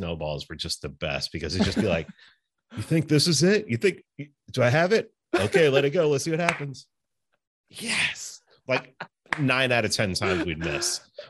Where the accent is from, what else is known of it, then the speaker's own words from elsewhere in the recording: New York City, New York, United States; I grew up in the Bronx.